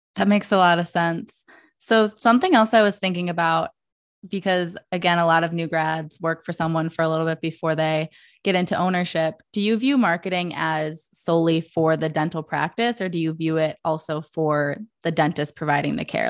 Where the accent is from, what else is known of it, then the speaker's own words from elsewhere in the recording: Detroit, Michigan, United States; in Metro Detroit, where I grew up